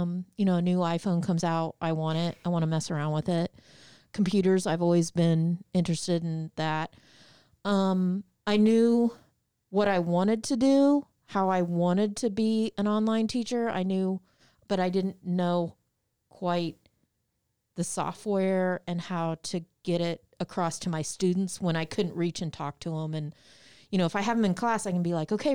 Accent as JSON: {"language": "English", "town": "Muncie", "region": "Indiana", "country": "United States", "tie": "born or raised there", "said": "Ball State University, which is in my hometown, Muncie, Indiana"}